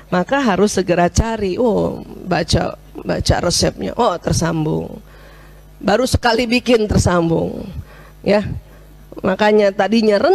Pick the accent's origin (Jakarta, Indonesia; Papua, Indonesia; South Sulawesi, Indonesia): South Sulawesi, Indonesia; Waduh, saya orang Bugis tiba-tiba disuruh masak rendang Padang.